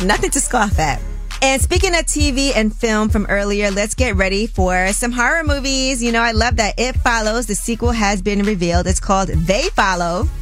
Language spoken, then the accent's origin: English; New York, United States; I'm from New York